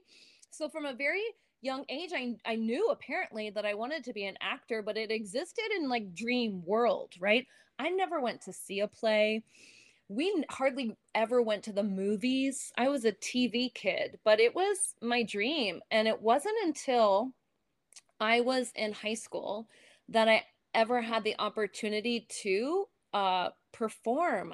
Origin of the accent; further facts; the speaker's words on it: Bethlehem, Pennsylvania, United States; moved away; I grew up in Bethlehem, Pennsylvania